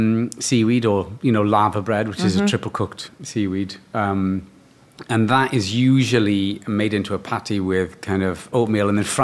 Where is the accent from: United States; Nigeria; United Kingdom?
United Kingdom; Cardiff, Wales; In Cardiff, in Wales